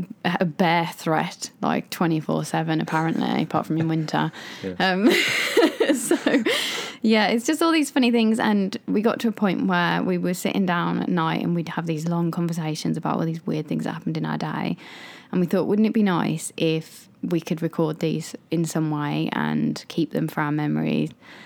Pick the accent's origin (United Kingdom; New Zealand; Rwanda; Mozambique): United Kingdom; moved away; just being like a British couple that have moved to a country where we don't speak the language